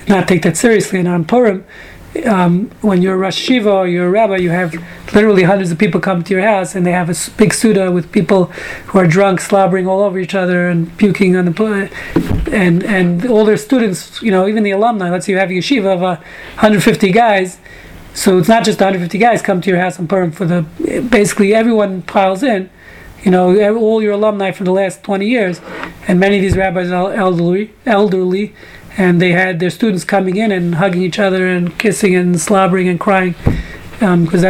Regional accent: Brooklyn, New York, United States; I'm from Brooklyn

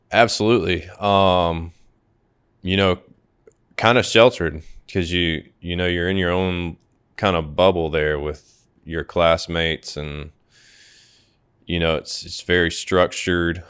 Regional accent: Savannah, Georgia, United States; I was born and raised here in Savannah

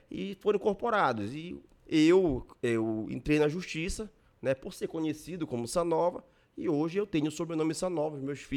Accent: Ananindeua, Pará, Brazil; Eu também nasci e me criei em Ananindeua, né? Nossa vida toda foi em A minha família mora em Ananindeua, a gente mora em Ananindeua, né?

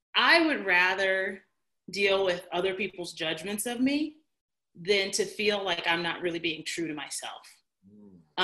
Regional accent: Chicago, Illinois, United States; moved away as an adult; also born or lived in East Coast; I moved 800 miles from home. I moved from Chicago out to the East Coast by myself

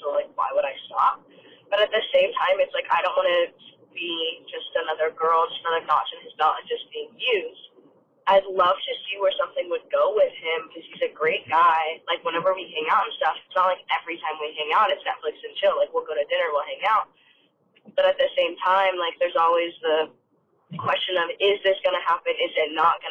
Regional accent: Las Vegas, Nevada, United States; I'm from Vegas

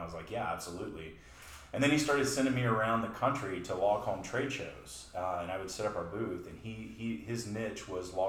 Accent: Beaumont, Texas, United States; moved away as an adult; now in Austin, United States; I'm actually from Southeast Texas, down around the Beaumont area, believe it or not, down in the swamplands, as I call it, mosquito-infested swamplands. I made it my journey here to Austin around 2005, and so I've been here ever since then

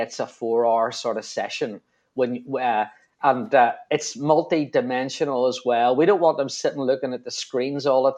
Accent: Belfast, Northern Ireland, United Kingdom; From my accent, you probably realise I'm from Belfast

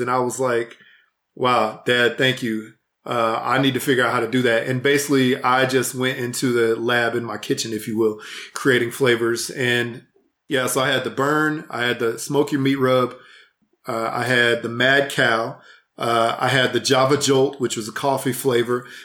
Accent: Houston, Texas, United States; moved away as an adult; also born or lived in Fort Worth, Texas; now in Salt Lake City, United States; I'm from Houston originally.

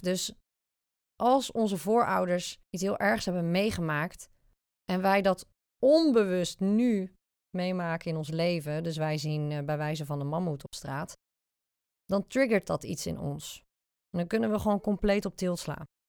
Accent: Zeeland, Netherlands; now in The Hague, Netherlands; ik kom oorspronkelijk uit Zeeland, dus de zeeuw is eigenlijk nooit uit me gegaan

